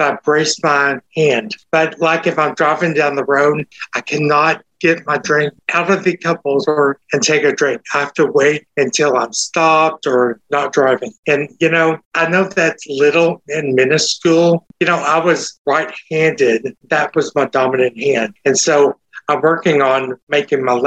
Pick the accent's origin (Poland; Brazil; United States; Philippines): United States; Texas; accent: Texas; my Texas accent